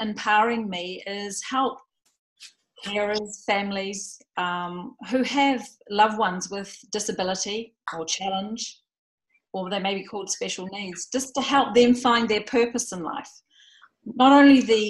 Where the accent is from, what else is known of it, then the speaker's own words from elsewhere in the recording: New Zealand; moved away as an adult; now in Jacksonville, United States; I'm actually a New Zealander, but I'm living here in Florida at the moment